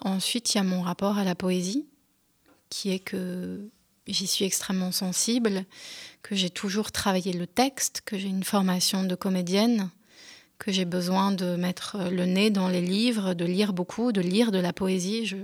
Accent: France; first language French; j'étais quand même euh, française et que ma langue maternelle c'était le français.

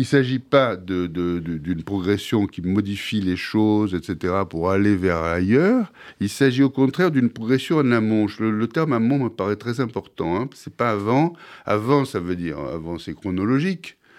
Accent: Marseille, Provence-Alpes-Côte d'Azur, France; je suis Marseillais à l'origine. Et, enfin, à l'origine toujours, mais je je suis né à Marseille

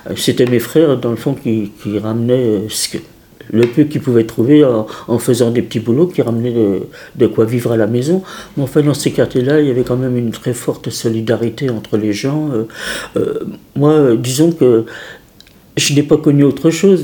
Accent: Paris, Île-de-France, France; Mon enfance à Paris, disons que moi, j'ai, estimé toute ma vie que j'avais une, enfance formidable

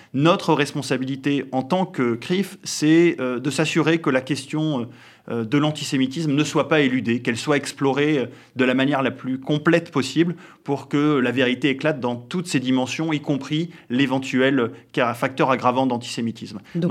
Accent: France; nous sommes euh, des Français euh, comme les autres

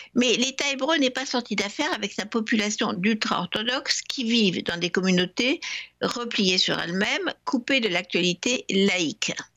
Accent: France; La religion a aussi joué un rôle chez nous en France

